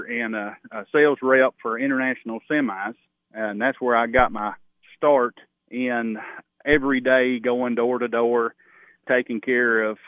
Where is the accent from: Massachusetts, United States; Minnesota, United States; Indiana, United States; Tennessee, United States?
Tennessee, United States; Overton County; I grew up in Overton County